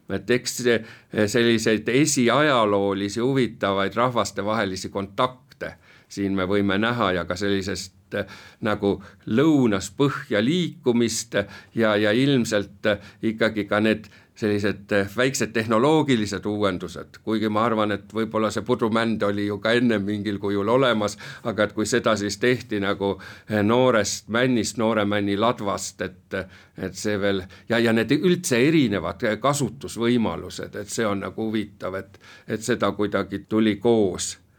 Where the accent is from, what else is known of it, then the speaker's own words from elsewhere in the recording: Pärnu, Pärnu County, Estonia; meie oleme Pärnust pärit